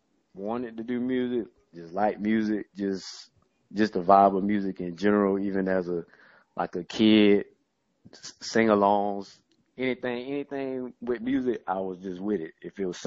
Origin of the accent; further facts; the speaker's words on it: Jacksonville, Florida, United States; now in Tallahassee, United States; I'm from Duval.